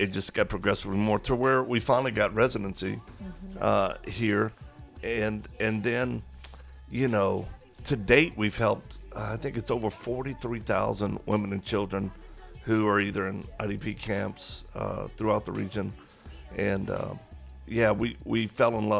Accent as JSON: {"language": "English", "region": "Colorado", "country": "United States", "said": "We hail from Colorado in America"}